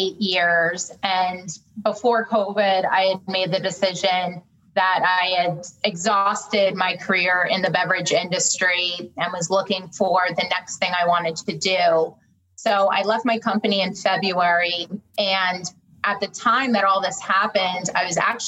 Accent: New Jersey, United States; moved away as an adult; also born or lived in New York; now in Raleigh, United States; I am a Jersey girl at heart. So I moved down here from New York. So very much a New York, New Jersey girl at my core.

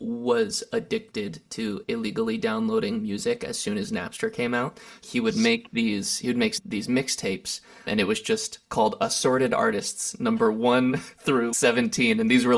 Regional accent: Lancaster, California, United States; also born or lived in Santa Barbara; now in Los Angeles, United States; I grew up in Lancaster, California. It's a pretty large desert town north of Los Angeles. Spent 18 years there, then 11 years in Santa Barbara, California.

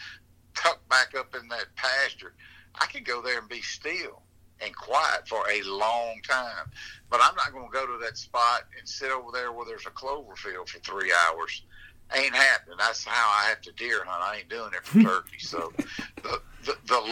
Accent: Natchez, Mississippi, United States; I'm from Natchez, Mississippi

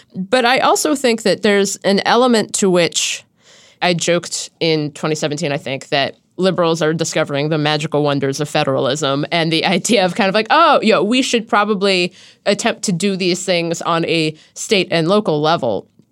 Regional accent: Ohio, United States; moved away; my home state of Ohio

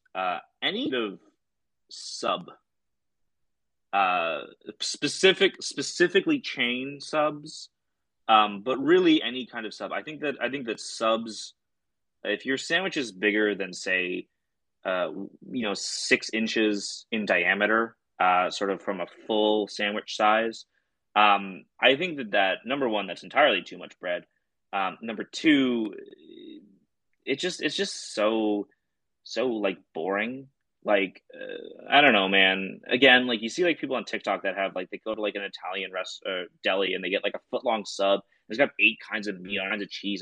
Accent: Canada; I'm from Canada, which is essentially the Midwest in the 1950s

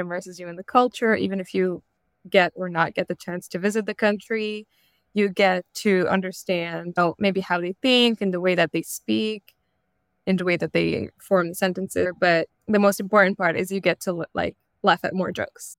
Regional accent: Montreal, Quebec, Canada; moved away as an adult; also born or lived in Morocco; now in New York, United States; I'm a Moroccan, and I grew up in Montreal before moving to New York for grad school a few years ago.

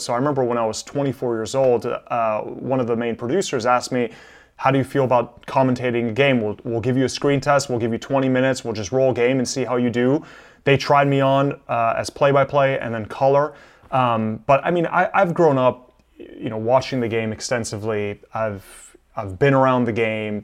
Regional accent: Miami, Florida, United States; also born or lived in Milan, Italy; I was born in Milan. I came to the United States when I was six years old. My parents moved to Miami

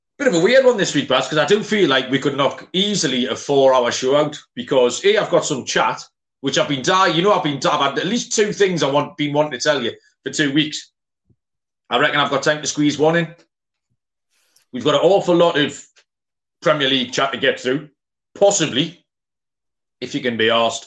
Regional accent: Newcastle upon Tyne, North East England, United Kingdom; I'm from Newcastle

